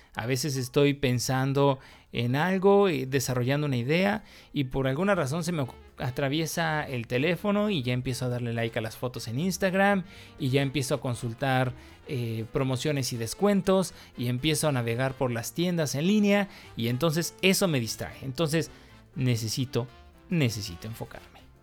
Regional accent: Mexico; yo soy mexicano

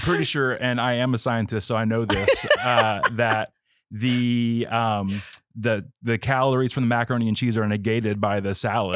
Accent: West Palm Beach, Florida, United States; I grew up in the West Palm Beach area

